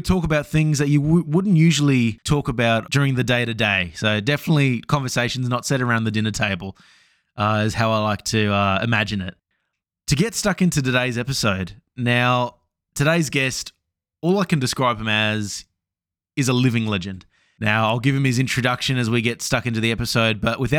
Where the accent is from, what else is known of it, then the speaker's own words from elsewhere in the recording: Brisbane, Queensland, Australia; I'm from Brisbane